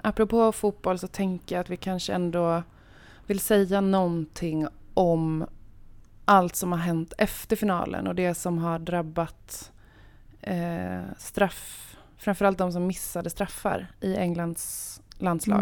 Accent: Örebro, Örebro County, Sweden; jag kommer från Örebro

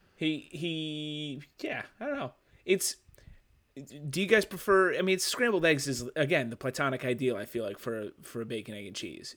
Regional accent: Midwest, United States; being from the Midwest

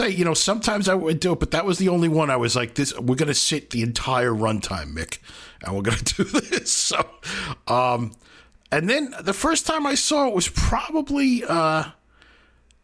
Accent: New York City, New York, United States; I grew up in Brooklyn.

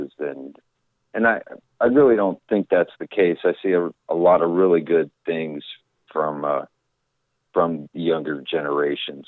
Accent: Thompsontown, Pennsylvania, United States; moved away as an adult; I was born and raised here in Thompsontown, Pennsylvania

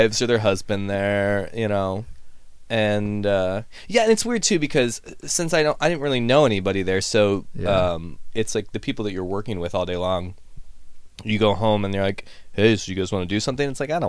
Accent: Ohio, United States; moved away; I grew up in Ohio

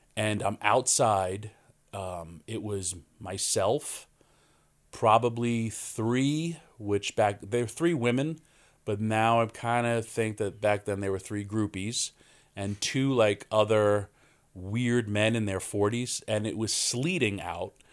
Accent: Yonkers, New York, United States; born and raised in Yonkers, New York

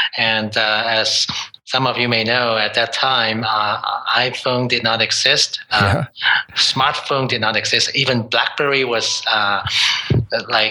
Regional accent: Hong Kong; moved away as an adult; now in Toronto, Canada; I was born and raised in Hong Kong

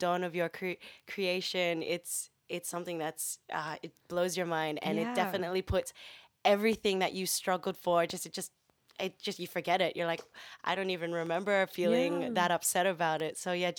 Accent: Philippines; I'm Filipina. Remember we discussed this?

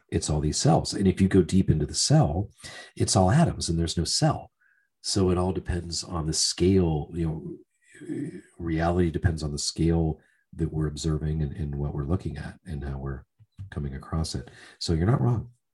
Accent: Pennsylvania, United States; moved away as an adult; also born or lived in Florida; i grew up in a working class town uh, steel mill oriented town

